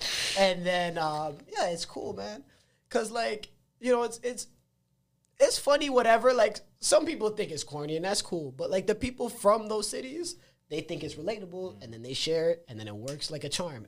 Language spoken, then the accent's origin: English; Mississauga, Ontario, Canada; So I'm like, fuck it. I'm from Saga. I'll do the Saga one first.